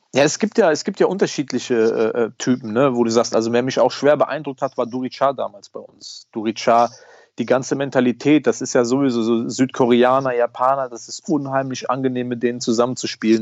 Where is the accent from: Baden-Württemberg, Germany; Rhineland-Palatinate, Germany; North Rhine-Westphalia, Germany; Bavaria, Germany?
Rhineland-Palatinate, Germany; Diez; wir sind zusammen groß geworden in Dietz